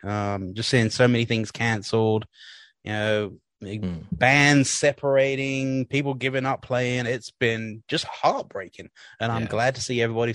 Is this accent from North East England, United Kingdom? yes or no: no; Woking, South East England, United Kingdom; I was born and raised in there in England, a town called Woking in Surrey.